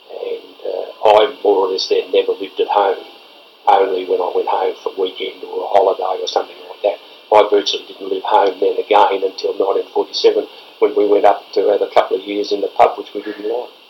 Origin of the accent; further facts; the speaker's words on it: Castlemaine, Victoria, Australia; also born or lived in South Yarra; Uh, so I was born in South Yarra, but was only there for a couple of years. I was only there. We were snippet. Then went to Castlemaine. Back to Castlemaine.